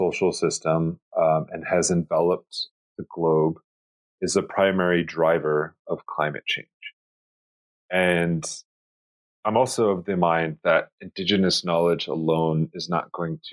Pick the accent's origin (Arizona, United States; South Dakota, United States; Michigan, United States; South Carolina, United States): South Dakota, United States; Chamberlain; the place where I was born and raised in Chamberlain, South Dakota